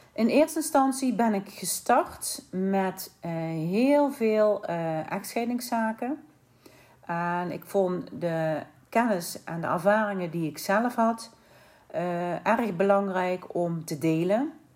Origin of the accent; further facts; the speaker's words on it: Limburg, Netherlands; moved away as an adult; also born or lived in Sittard / Eindhoven / Vlaardingen / Hoek van Holland; En ben ik eigenlijk Limburg uitgetrokken en ben ik verhuisd naar Vlaardingen.